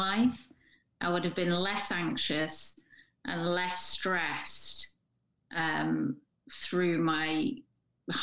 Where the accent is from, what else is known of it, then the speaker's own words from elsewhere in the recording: England, United Kingdom; I'm English